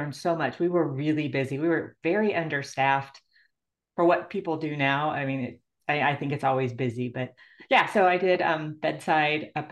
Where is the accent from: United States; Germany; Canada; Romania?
United States; Illinois; moved away; I grew up in Illinois